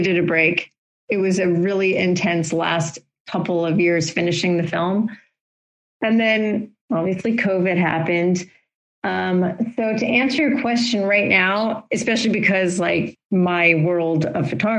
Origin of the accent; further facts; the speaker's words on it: Florida, United States; moved away; I grew up in Florida and have ties to Florida because my family is there still